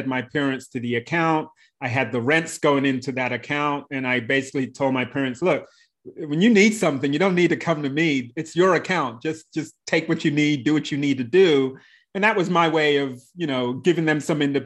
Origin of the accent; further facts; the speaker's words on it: London, United Kingdom; moved away; also born or lived in Bradley Beach, New Jersey / New York City; I come to the US, having been born in the UK. So London is actually my hometown.